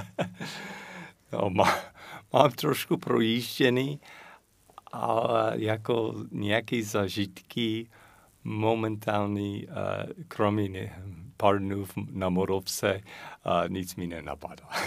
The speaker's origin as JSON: {"language": "Czech", "country": "United States", "second_language": "Czech", "moved": "as an adult", "lives_now": "Czech Republic", "said": "A já jako Američan"}